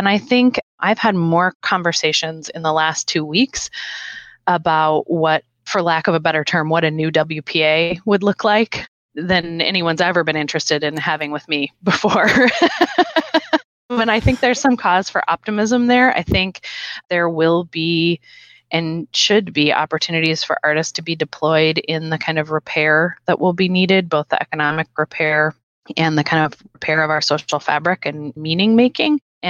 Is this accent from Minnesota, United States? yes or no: yes; Minnesota, United States; I'm from Minnesota.